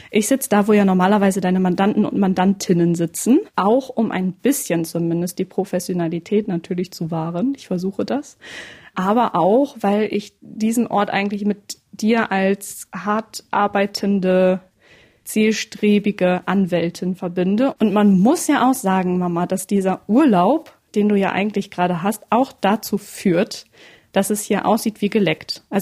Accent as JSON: {"language": "German", "area": "East Frisia", "region": "Lower Saxony", "country": "Germany", "tie": "born or raised there", "said": "in meiner Heimat in Ostfriesland."}